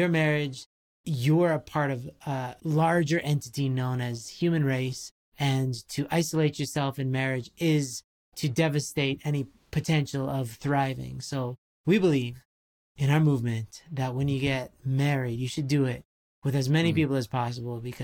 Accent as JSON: {"language": "English", "country": "Canada", "said": "being Canadian"}